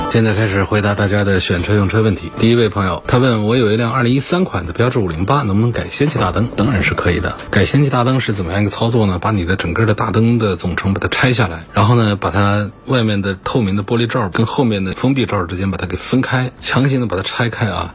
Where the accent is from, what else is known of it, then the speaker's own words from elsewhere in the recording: China; 我们中国人的喜好